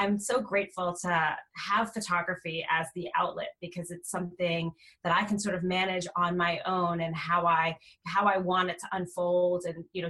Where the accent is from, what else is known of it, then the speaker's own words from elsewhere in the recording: New York area, United States; moved away as an adult; also born or lived in California; I'm originally from the New York area, so all of my family was on the other coast